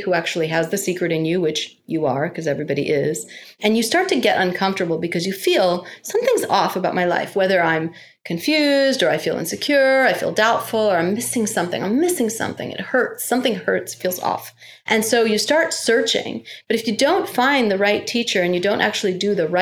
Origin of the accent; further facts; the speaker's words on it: New York, United States; being a New Yorker